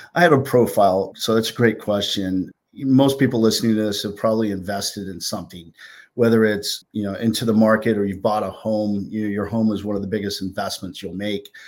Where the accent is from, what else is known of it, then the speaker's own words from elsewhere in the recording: California, United States; now in New Jersey, United States; some of my friends that I grew up with in California, 'cause I'm a transplant from West Coast to East Coast